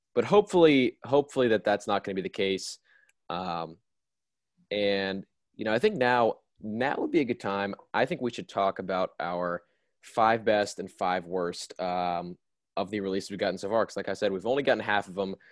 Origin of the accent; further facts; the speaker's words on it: Nashville, Tennessee, United States; I'm a Nashville fan. I'm from Nashville